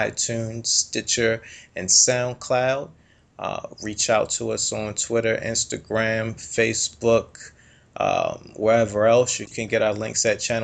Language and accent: English; Baltimore, Maryland, United States; I'm 29, and we're actually from the Coppin Heights area